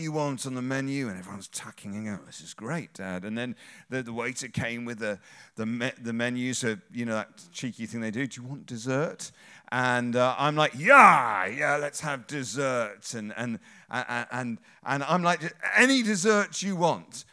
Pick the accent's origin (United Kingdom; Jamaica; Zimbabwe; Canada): United Kingdom; England; we're English